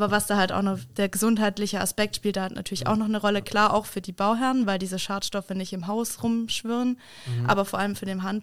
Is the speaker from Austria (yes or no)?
no; Kassel, Hesse, Germany; Ich komme äh, ursprünglich aus Kassel.